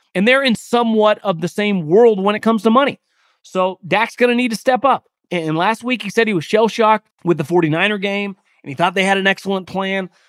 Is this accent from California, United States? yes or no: yes; California, United States; I'm born and raised in California